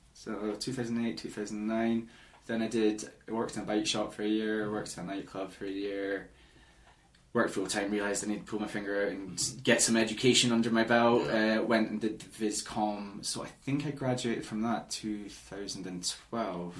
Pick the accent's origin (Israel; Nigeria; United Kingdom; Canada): United Kingdom; Edinburgh, Scotland; So Edinburgh, I'm from Edinburgh.